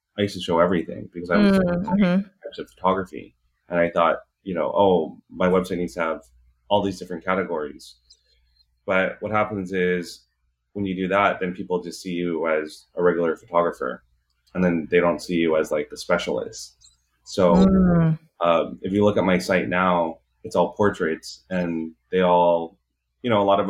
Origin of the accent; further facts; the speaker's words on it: Hacienda Heights, California, United States; I grew up in Hacienda Heights